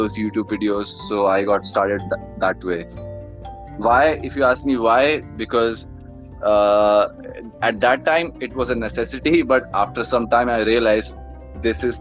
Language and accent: English; Haryana, India; moved away as an adult; now in Mumbai, India; I am from North India, specifically Haryana, and I'm born and brought up there only, and I shifted to Mumbai 5 years back